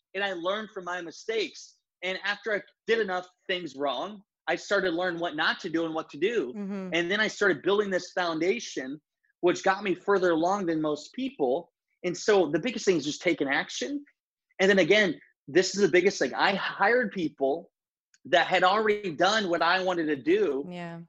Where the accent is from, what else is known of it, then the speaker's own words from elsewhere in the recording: Northeast Iowa, United States; moved away as an adult; now in Edina, United States; I grew up in Northeast Iowa